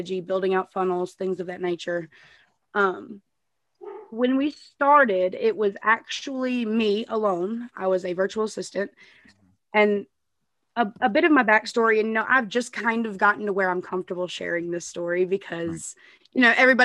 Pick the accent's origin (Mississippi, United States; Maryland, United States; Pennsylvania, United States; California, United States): Mississippi, United States; Jackson; I'm from Jackson, Mississippi